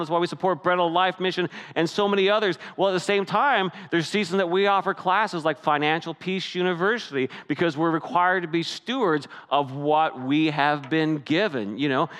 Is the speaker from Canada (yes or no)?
yes; Canada; moved away as an adult; now I'm Canadian